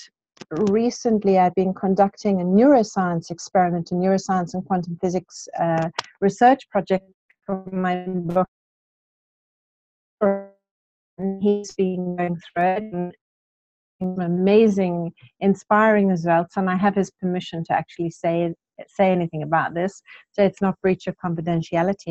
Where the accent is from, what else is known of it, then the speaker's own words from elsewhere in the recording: Cape Town, Western Cape, South Africa; now in United Kingdom; I'm originally from Cape Town.